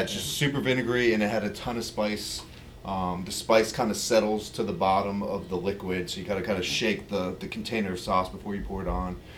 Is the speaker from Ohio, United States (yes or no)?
no; Virginia, United States; I'm from Virginia. You know, we were in Virginia, and people love pork